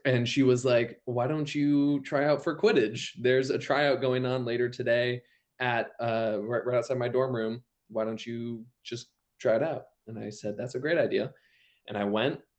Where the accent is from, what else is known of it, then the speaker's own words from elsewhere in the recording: Vermont, United States; moved away; I'm from Vermont originally